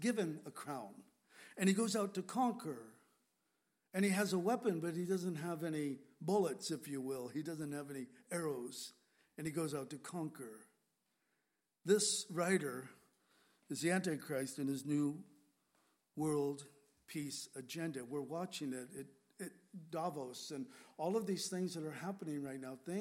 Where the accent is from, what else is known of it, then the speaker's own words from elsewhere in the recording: San Diego, California, United States; moved away; also born or lived in Grass Valley, California / Whidbey Island, Washington; When I grew up in San Diego, we lived on the edge of town.